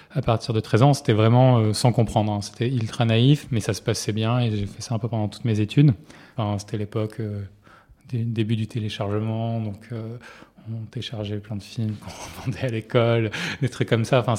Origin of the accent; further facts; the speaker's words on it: Marseille, Provence-Alpes-Côte d'Azur, France; J'ai grandi à Marseille dans une famille de médecins et de chefs de services d'hôpitaux